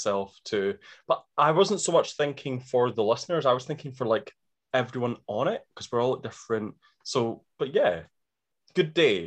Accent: Scotland, United Kingdom; I'm Scottish.

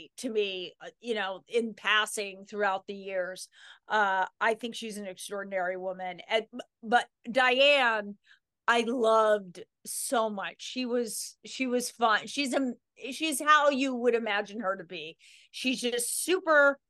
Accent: Sun Valley, Idaho, United States; we moved there from Mill Valley, California when I was 4. So that's always been my home

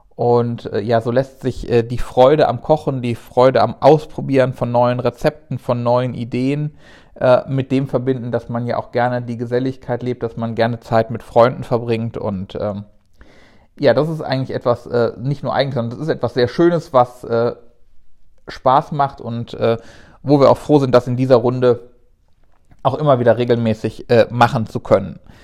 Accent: Rhineland, Germany; als Rheinländer

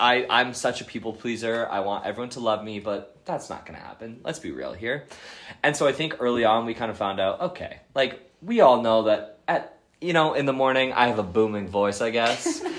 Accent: Bronxville, New York, United States; born or raised there; also born or lived in Carver, Massachusetts

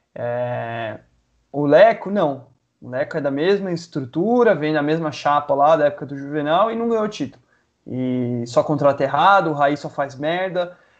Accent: Guararema, São Paulo, Brazil; eu sou de Guararema

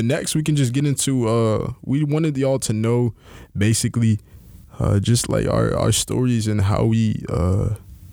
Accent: Houston, Texas, United States; also born or lived in Nigeria (ancestry); now in Milwaukee, United States; I'm from Houston, Texas, down south, H-Town till we drown

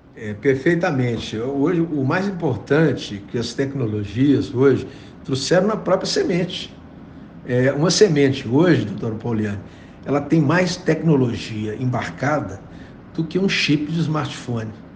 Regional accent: Brazil; como brasileiro

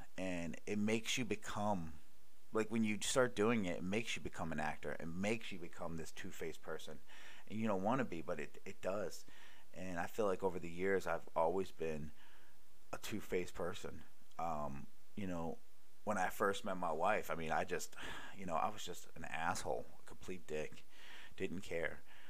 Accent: Baltimore, Maryland, United States; also born or lived in Honolulu / Cleveland; I used to live in Honolulu, Hawaii. I used to live in Cleveland, Ohio. I used to live, and I'm from Baltimore.

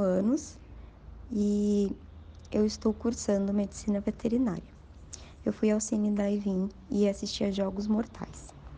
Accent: São Paulo, Brazil; eu sou de São Paulo, capital

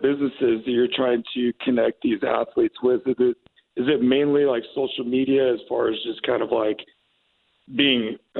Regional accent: Washington, United States; I'm from Washington State

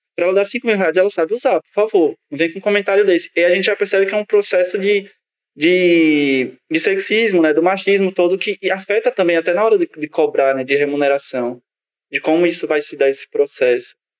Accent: Northeast Region, Brazil; nós que somos do Nordeste

